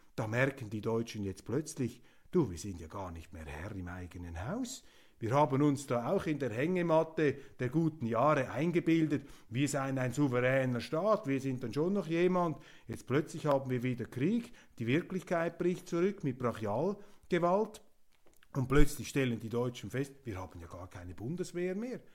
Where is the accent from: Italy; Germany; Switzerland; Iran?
Switzerland; ich als Schweizer Demokrat